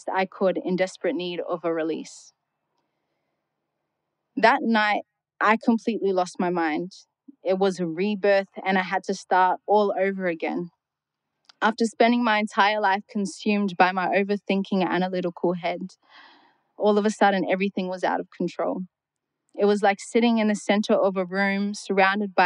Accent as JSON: {"language": "English", "town": "Darwin", "region": "Northern Territory", "country": "Australia", "tie": "born or raised there"}